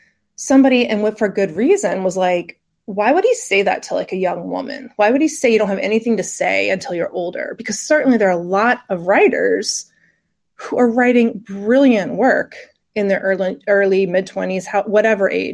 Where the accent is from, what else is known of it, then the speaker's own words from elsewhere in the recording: Raleigh, North Carolina, United States; I'm from Raleigh